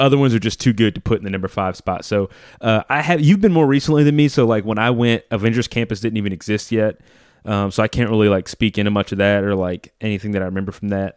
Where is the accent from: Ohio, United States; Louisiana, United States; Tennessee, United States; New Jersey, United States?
Louisiana, United States; New Orleans; moved away; also born or lived in California / North Carolina; I'm from New Orleans